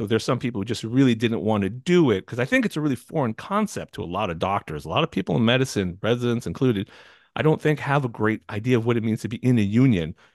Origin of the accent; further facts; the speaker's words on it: California, United States; I'm from California